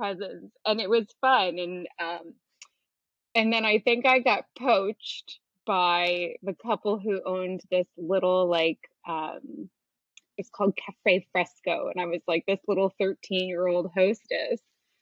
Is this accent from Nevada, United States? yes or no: no; New Rochelle, New York, United States; moved away as an adult; I grew up in in New Rochelle, which is just north of the Bronx, so right outside the city.